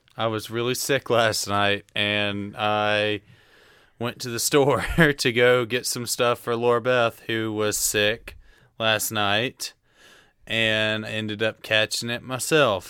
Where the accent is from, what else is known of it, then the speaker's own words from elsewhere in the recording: Tullahoma, Tennessee, United States; I'm from Tullahoma, Tennessee. I went to high school there.